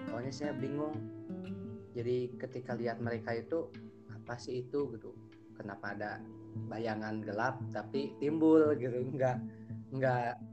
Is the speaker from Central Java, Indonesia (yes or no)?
no; Majalengka, West Java, Indonesia; dari Kota Angin Kota Majalengka saya kuliah di Bandung di pun Unpas tercinta